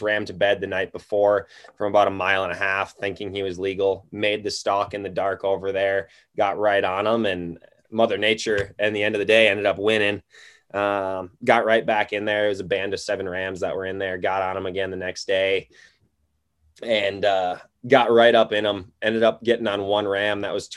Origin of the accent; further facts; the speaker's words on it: Wisconsin, United States; moved away as an adult; also born or lived in Iowa; now in Missoula, United States; So I'm in Missoula, Montana. I grew up in Wisconsin, chasing whitetails and waterfowl was really my thing growing up.